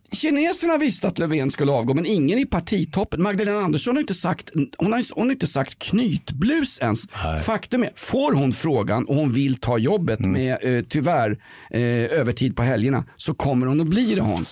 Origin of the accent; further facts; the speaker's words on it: Sweden; also born or lived in Aspudden, Stockholm; vi svenskar, vi tycker ju om att bli uppläxade